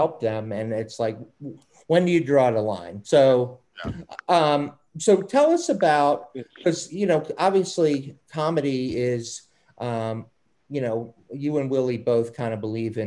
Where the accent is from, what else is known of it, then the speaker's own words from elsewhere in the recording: Baltimore, Maryland, United States; accent: Baltimore; my Baltimore accent